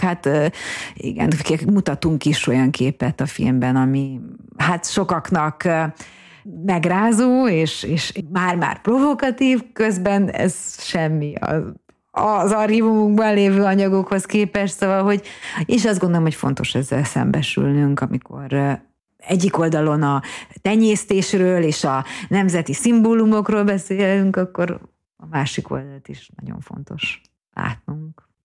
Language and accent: Hungarian; Hungary; én magyarként